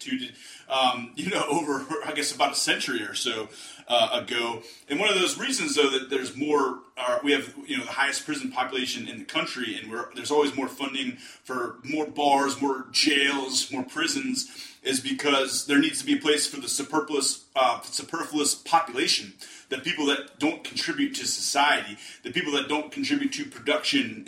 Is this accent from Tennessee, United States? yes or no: no; Western Pennsylvania, United States; I'm from the Western Pennsylvania area